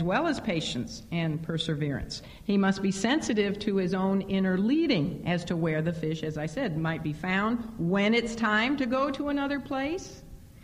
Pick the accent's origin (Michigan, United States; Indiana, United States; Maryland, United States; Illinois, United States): Illinois, United States; Chicago; moved away; growing up in Chicago